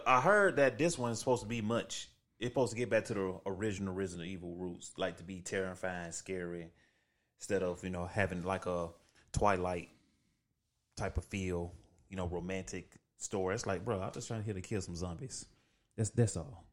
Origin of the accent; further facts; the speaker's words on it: the South, United States; I'm from the South.